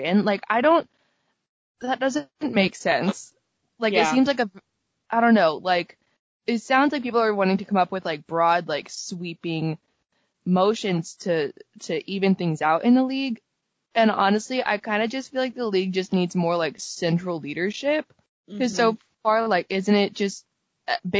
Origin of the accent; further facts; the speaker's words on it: United States; as an American hockey fan